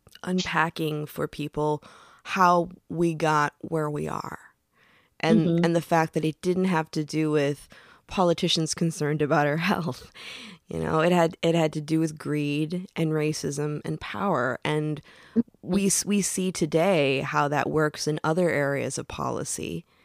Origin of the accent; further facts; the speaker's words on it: Michigan, United States; now in California, United States; I've been in California now for over 20 years, so I think a lot of my accent is gone, but I remember back in the day, like having friends that almost went to jail for just resin in their pipes in Michigan.